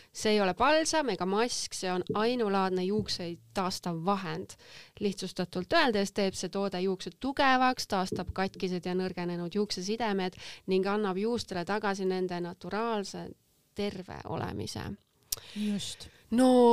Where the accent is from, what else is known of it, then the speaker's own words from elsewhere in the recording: Estonia; ma olen ainukene eestlane praegu